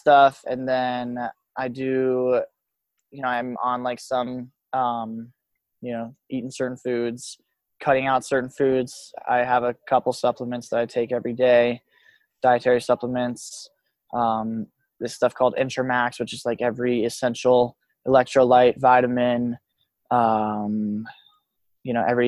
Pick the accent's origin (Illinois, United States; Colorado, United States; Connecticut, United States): Colorado, United States; Telluride; also born or lived in Montrose, Colorado; growing up in Telluride